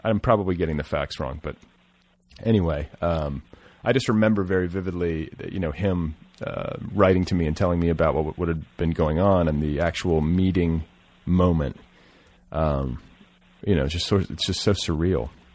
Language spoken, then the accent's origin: English; Milwaukee and Indiana, Midwest, United States; moved away; I grew up in Milwaukee and Indiana